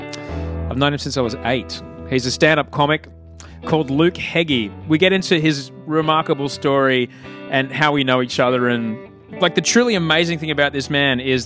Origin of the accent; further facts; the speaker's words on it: Brisbane, Queensland, Australia; That's how we grew up in Brisbane